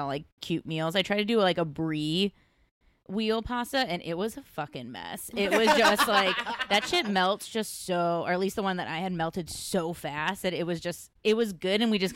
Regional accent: Midwest, United States; now in Los Angeles, United States; I'm from the Midwest

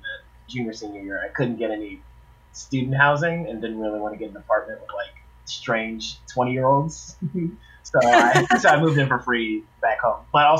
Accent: Maryland, United States; born or raised there

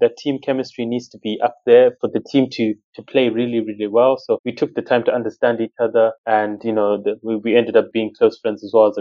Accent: Zimbabwe; now in United Kingdom; my household, you know, I was from Zimbabwe.

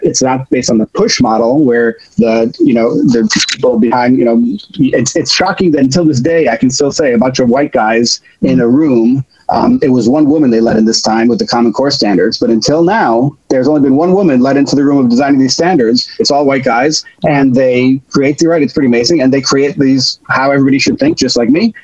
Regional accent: Chicago, Illinois, United States; now in New York City, United States; I grew up in Chicago

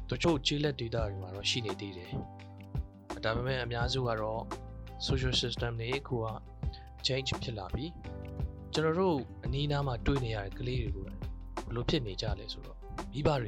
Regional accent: Myitkyina, Kachin State, Myanmar; born or raised there

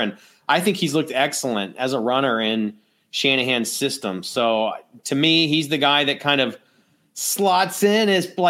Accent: Texas, United States; now in Florida, United States; I think as a Texan, we've kind of maybe glossed over those things in our pronunciations.

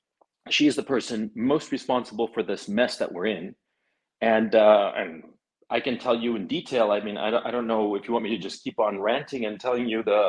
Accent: Chile; now in Kharkiv, Ukraine; I'm from Chile.

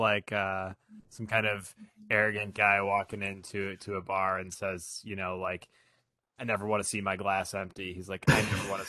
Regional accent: St. Louis, Missouri, United States; my hometown of St. Louis, Missouri

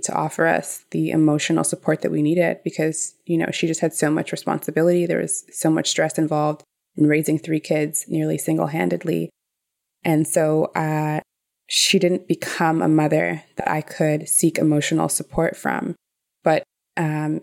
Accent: Toronto, Ontario, Canada; I grew up in Toronto community housing

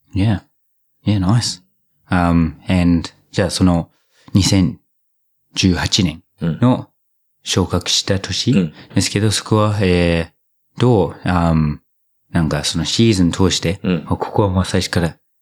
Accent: New Zealand; moved away; 僕の母国ニュージーランド

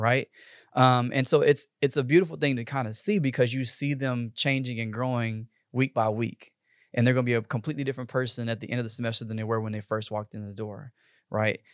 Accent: Texas, United States; I'm from Texas, born and raised, probably not ever going anywhere

